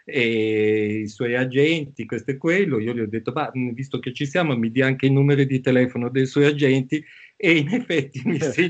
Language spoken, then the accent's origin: Italian; Bangkok, Thailand; born there; io sono nato a Bangkok, quindi mi sento un po' asiatico